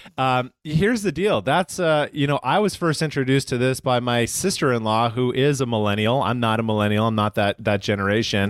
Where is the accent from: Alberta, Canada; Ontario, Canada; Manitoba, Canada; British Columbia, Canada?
Alberta, Canada; Calgary; moved away as an adult; now in United States; I am originally from Calgary, Canada, um, moved down to the United States in two thousand six permanently and became a citizen.